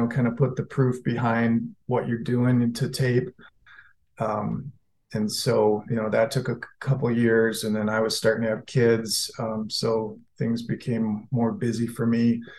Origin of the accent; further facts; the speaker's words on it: Michigan, United States; I'm from Michigan